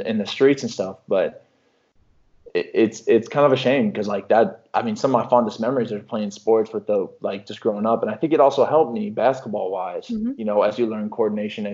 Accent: Mahomet, Illinois, United States; moved away; you don't tell people you're from Mahomet

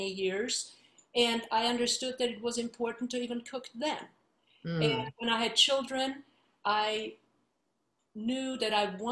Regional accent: Vienna, Austria; moved away as an adult; I am from Vienna, Austria, and grew up there through grad school

